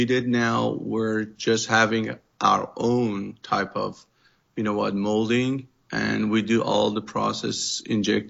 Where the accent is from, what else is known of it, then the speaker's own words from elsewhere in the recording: Iran; English is a second language; moved away as an adult; now in Southern California, United States; because I came from Iran